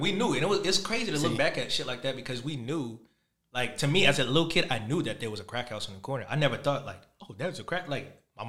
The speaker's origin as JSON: {"language": "English", "region": "New York", "country": "United States", "moved": "yes", "said": "I'm originally from New York. I just left and came back."}